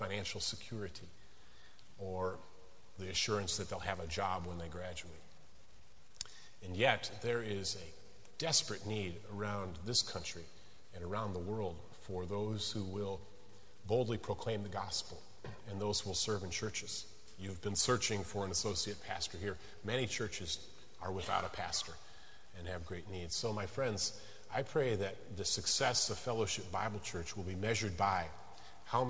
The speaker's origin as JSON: {"language": "English", "region": "Illinois", "country": "United States", "moved": "as an adult", "lives_now": "West Virginia, United States", "said": "I'm originally from Illinois."}